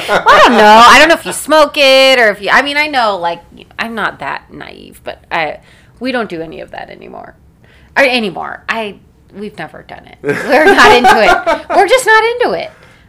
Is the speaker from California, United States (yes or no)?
no; Denver, Colorado, United States; Like, every time I tell someone I'm from Denver, they're like, oh, like, how's the weed?